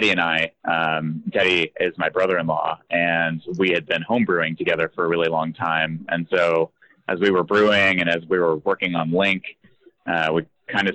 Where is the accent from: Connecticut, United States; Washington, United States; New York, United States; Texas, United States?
Washington, United States; Spokane; born and raised in Spokane